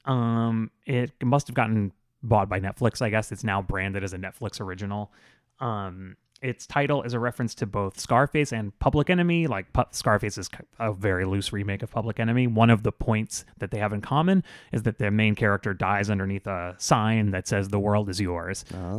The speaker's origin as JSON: {"language": "English", "region": "Florida", "country": "United States", "tie": "born or raised there", "said": "growing up in Florida"}